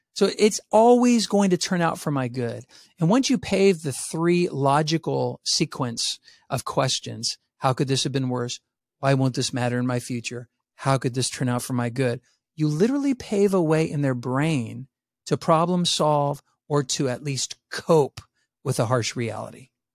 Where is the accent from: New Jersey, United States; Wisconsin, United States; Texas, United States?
Texas, United States; San Antonio; I grew up in San Antonio, Texas, where I was a minority